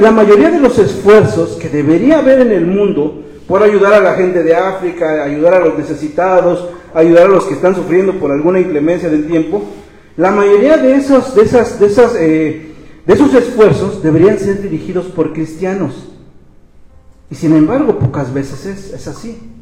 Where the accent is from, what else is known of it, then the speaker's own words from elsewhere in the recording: Mexico; como mexicanos